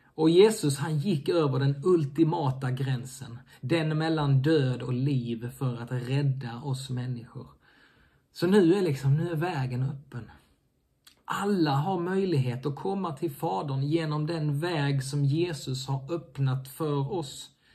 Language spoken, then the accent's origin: Swedish; Sweden; also born or lived in Helsingborg; oss svenskar